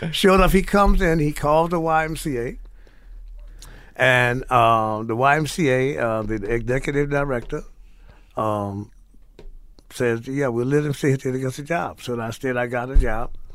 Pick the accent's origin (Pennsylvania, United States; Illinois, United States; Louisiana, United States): Louisiana, United States; New Orleans; moved away; also born or lived in Morgan City, Louisiana; born in New Orleans, raised in New Orleans in Morgan City, Louisiana